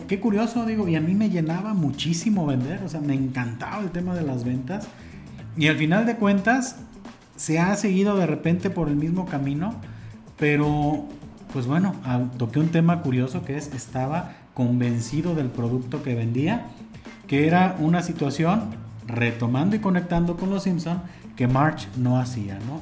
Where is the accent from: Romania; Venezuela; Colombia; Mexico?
Mexico; como buen mexicano